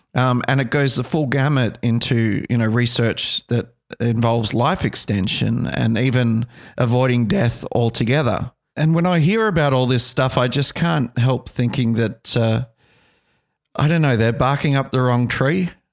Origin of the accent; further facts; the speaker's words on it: Australia; growing up in Australia, uh, you know, I think we embrace all religions